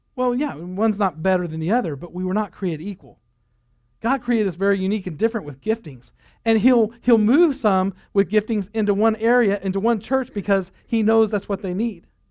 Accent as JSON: {"language": "English", "country": "United States"}